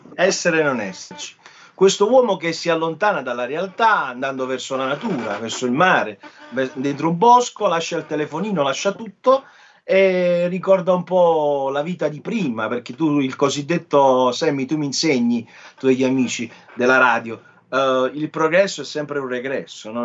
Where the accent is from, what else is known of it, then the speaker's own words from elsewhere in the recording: Naples, Campania, Italy; io sono napoletano, vivendo a Napoli per me non è stato facile uscire un po' fuori dal... Io vengo da, da, da Secondigliano, un quartiere difficile